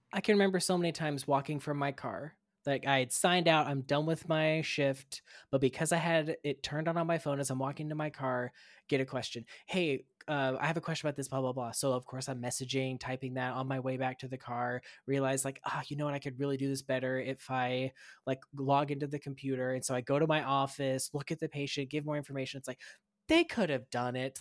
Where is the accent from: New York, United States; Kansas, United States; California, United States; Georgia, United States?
Kansas, United States; moved away as an adult; also born or lived in Florida / Minnesota; now in Missouri, United States; I went to school in Kansas